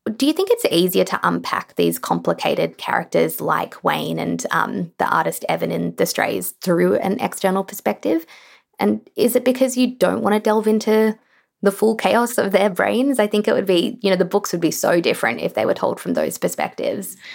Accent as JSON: {"language": "English", "country": "Australia", "said": "I certainly feel this as a writer in Australia"}